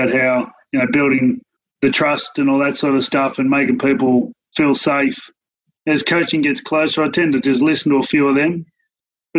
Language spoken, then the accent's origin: English; Penrith, New South Wales, Australia; growing up in Penrith